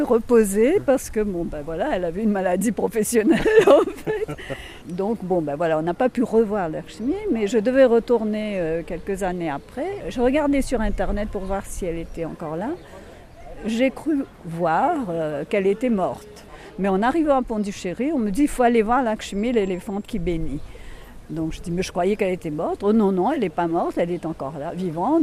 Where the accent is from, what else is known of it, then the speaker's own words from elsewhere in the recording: Mauritius; en tant que mauricienne